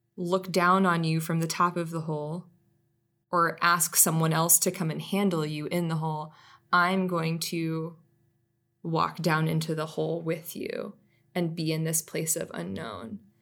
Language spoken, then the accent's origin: English; Atlanta, Georgia, United States; I'm a city girl. Like, I grew up here in Atlanta, lived here most of my life